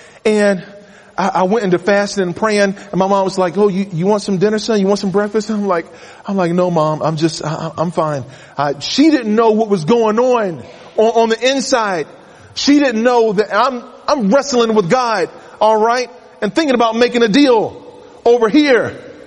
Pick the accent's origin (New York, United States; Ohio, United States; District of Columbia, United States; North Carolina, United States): North Carolina, United States; my home state